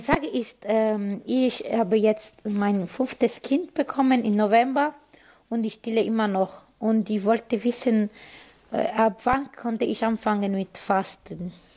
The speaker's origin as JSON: {"language": "German", "country": "Italy", "second_language": "German", "moved": "yes", "lives_now": "Aufhausen, Germany", "said": "ich komme ursprünglich aus Italien"}